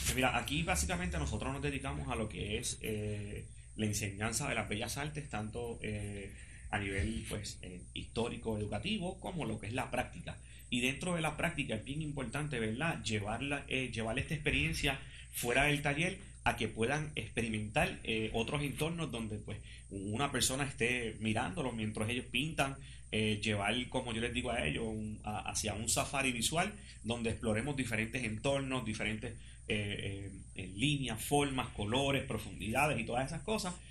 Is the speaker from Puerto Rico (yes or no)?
yes; Puerto Rico; como puertorriqueños